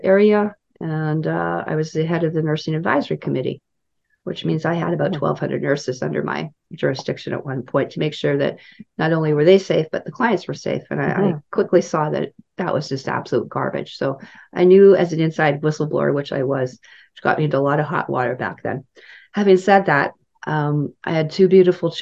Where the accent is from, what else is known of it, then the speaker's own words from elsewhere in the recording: Saskatoon, Saskatchewan, Canada; moved away; also born or lived in Kamloops; I grew up in Saskatoon